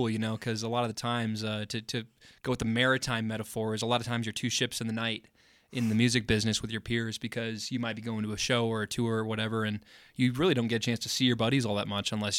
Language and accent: English; Montrose, Colorado, United States; moved away; Erik and I both grew up in Montrose